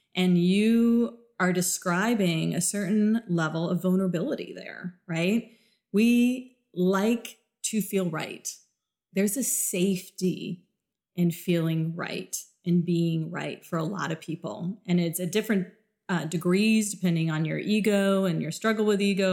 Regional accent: South Florida, United States; moved away; also born or lived in Midwest; I grew up in a very, very diverse world because I grew up in South Florida

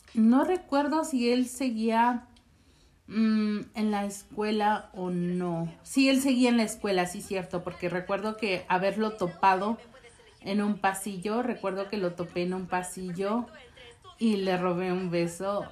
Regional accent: Mexico; moved away; also born or lived in United States; ya había llegado este con bien a México

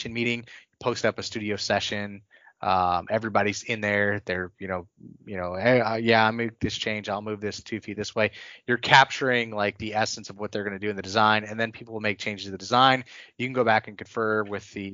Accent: North Texas, United States; I was from North Texas

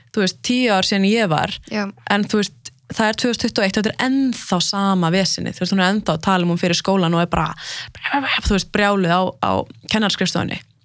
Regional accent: Lebanon; frá Líbanon sjálf

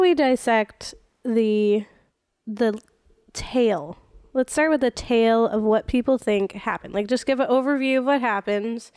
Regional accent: Florida, United States; moved away; I'm from Florida. And we don't have snow there

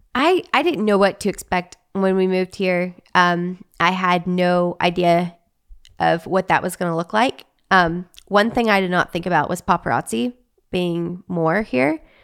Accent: Arkansas, United States; moved away as an adult; also born or lived in Texas; now in Los Angeles, United States; I was raised in Arkansas, lived in Arkansas my whole life until I was married, um, four years ago

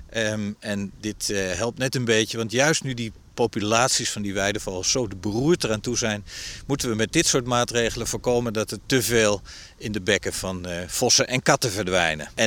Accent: Netherlands; voor ons als Nederlanders

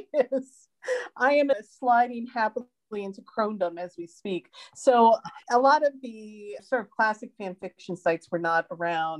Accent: United States; now in Sweden; I live outside of Stockholm in Sweden, although I'm an American

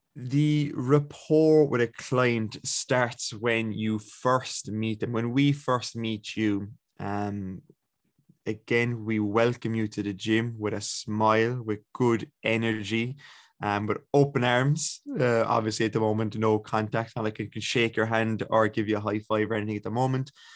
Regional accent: Ballincollig, Munster, Ireland; I'm from Ballincollig.

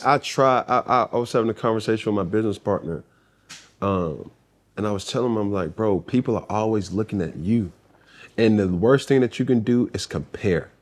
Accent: Atlanta, Georgia, United States; Growing up in Atlanta

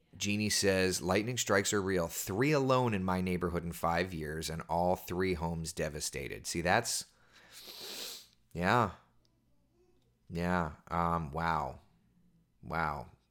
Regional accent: Winter Springs, Florida, United States; I grew up right here in Central Florida. I lived in Hollowbrook, which is a neighborhood over in Winter Springs

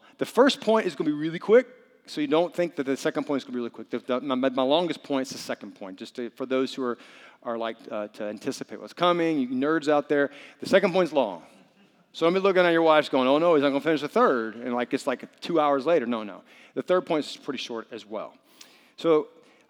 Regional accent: Arkansas, United States; moved away as an adult; also born or lived in Peru / Atlanta; now in Miami, United States; I'm from Arkansas

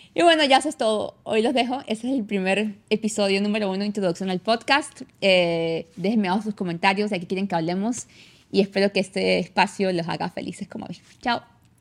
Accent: San Cristóbal, Táchira, Venezuela; accent: gocha; moved away as an adult; now in Canada; Yo nací en Venezuela, vi toda mi vida en Venezuela hasta hace 10 años que me vine a Canadá. Eh, yo nací en San Cristóbal, yo soy gocha

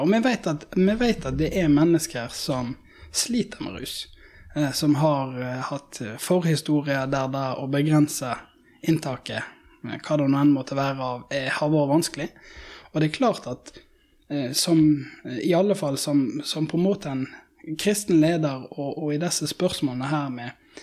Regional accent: Norway

